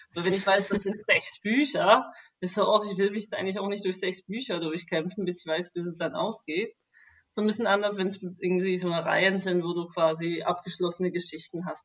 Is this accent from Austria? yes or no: no; Switzerland; moved away as an adult; now in Berlin, Germany; ich bin eigentlich aus der Schweiz